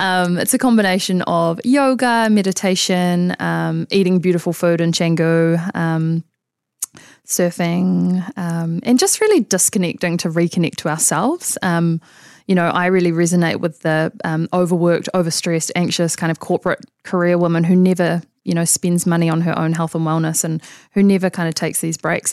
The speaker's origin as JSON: {"language": "English", "region": "Auckland", "country": "New Zealand", "tie": "born or raised there", "also_born_or_lived": "London / Sydney", "said": "I grew up in Auckland. Um, so I went to high school here"}